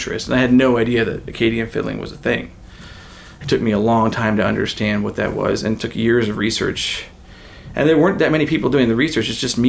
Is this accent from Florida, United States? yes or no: no; Northern California, United States; I grew up in Northern California. There were no Légers. There were no Acadians anywhere nearby.